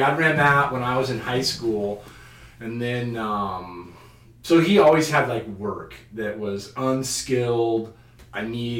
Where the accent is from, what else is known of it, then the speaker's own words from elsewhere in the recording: Carnation, Washington, United States; I grew up in Carnation, Washington, just a small town. Grew up in the house my mom grew up in, as a matter of fact.